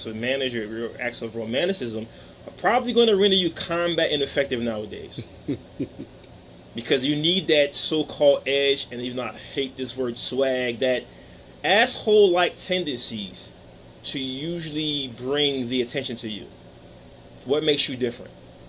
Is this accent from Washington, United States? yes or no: no; Philadelphia, Pennsylvania, United States; especially in my hometown of Philadelphia